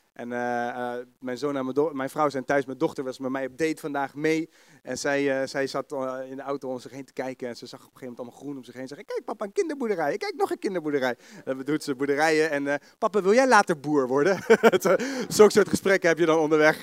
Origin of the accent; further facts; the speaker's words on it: The Hague, South Holland, Netherlands; accent: Haags; Kun je me verstaan met mijn Haagse accent